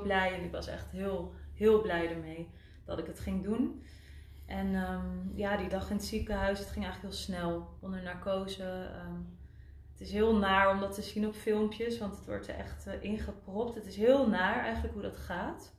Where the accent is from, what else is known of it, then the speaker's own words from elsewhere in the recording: Winterswijk, Gelderland, Netherlands; moved away as an adult; also born or lived in Utrecht / Zurich, Switzerland; ik ben geboren en getogen in Winterswijk